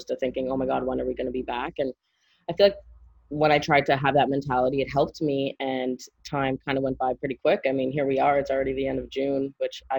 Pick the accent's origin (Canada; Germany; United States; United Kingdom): Canada; Montreal, Quebec; moved away; I'm from Montreal.